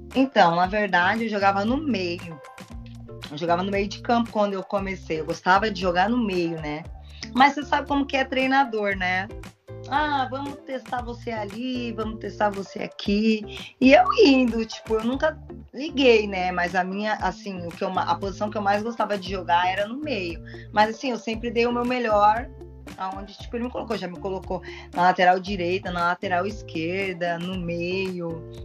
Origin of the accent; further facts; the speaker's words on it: Porto Alegre, Rio Grande do Sul, Brazil; now in Portugal; eu sou gaúcha de Porto Alegre, né? É, eu comecei a jogar na escola, né, com seis, sete anos